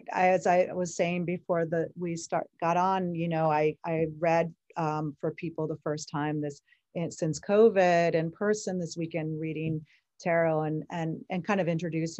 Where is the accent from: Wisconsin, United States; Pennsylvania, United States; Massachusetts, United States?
Massachusetts, United States; the Berkshires, Western; I grew up in the woods in Western Massachusetts in the Berkshires